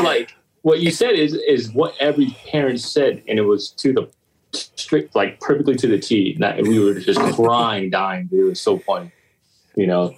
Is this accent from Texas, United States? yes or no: no; Long Beach, California, United States; I was born and raised, uh, yeah, born and raised in Long Beach um, on the east side